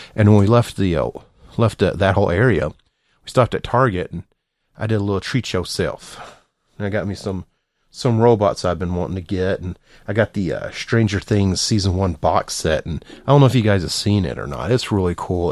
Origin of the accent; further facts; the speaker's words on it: the South, United States; I'm from the South